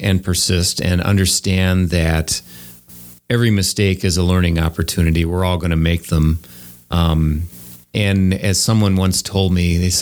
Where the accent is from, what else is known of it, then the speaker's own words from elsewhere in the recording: Wauwatosa, Wisconsin, United States; I grew up in Wauwatosa.